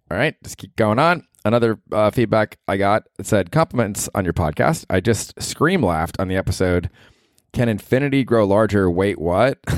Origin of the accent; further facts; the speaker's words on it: Alabama, United States; I'm from Alabama.